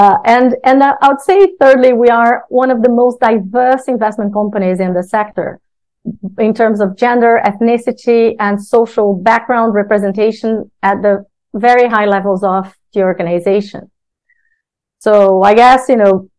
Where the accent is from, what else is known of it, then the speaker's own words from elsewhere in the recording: Brazil; now in United Kingdom; my background, as you said, growing up in Brazil